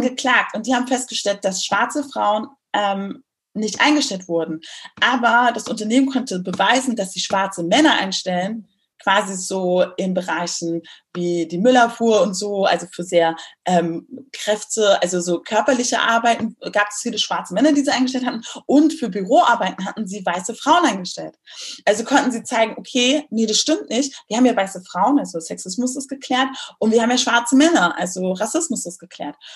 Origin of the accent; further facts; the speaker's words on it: Berlin, Germany; moved away as an adult; also born or lived in Munich; musste dann als Berlinerin nach München ziehen